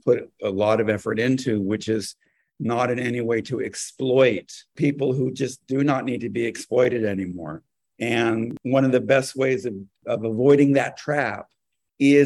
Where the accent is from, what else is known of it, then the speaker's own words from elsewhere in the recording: California, United States; now in New York, United States; in California, where I'm from originally. I mean, I've lived in New York for a long time, but I am a Californian.